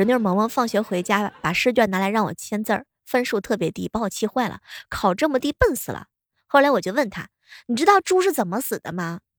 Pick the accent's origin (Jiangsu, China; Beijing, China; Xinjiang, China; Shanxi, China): Shanxi, China; 那作为一个山西人，为了挽留朋友，说过的最多的卑微的话